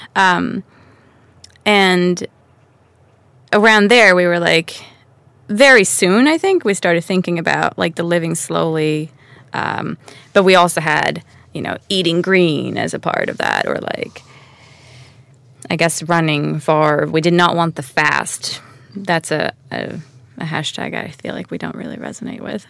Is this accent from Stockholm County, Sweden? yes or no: yes; Stockholm, Stockholm County, Sweden; moved away as an adult; also born or lived in Manhattan, New York; Born and raised in Stockholm.